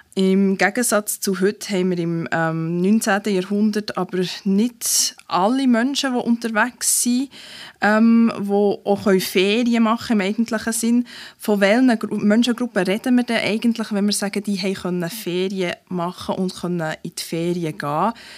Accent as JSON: {"language": "German", "region": "Bernese Oberland", "country": "Switzerland", "tie": "born or raised there", "moved": "yes", "lives_now": "Bern, Switzerland", "said": "Ich bin ja eine Zuzügliche. Ich bin im Berner Oberland aufgewachsen."}